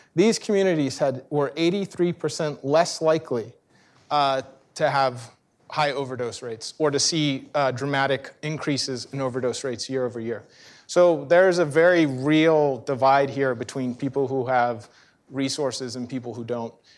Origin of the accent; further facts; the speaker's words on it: Central Florida, United States; I'm from Central Florida